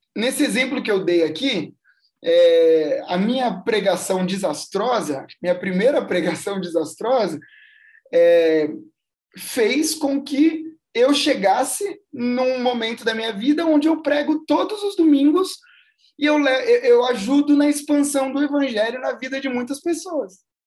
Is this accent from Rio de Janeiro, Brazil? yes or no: no; São Bernardo do Campo, São Paulo, Brazil; also born or lived in Santo André; eu nasci em Santo André, mas eu moro em São Bernardo a vida inteira